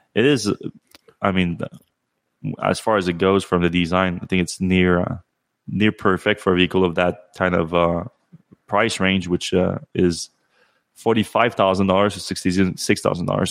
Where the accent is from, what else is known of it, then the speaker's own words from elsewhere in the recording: Canada; me being Canadian